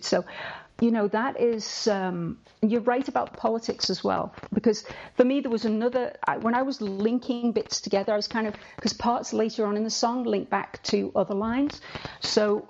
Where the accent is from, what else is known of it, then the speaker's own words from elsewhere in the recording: Liverpool, North West England, United Kingdom; I'm a Scouser